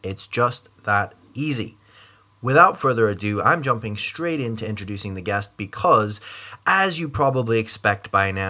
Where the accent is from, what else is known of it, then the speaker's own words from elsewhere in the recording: United States; moved away as an adult; now in United Kingdom; I am originally from the States, but I've lived most of my adult life in Northern Ireland.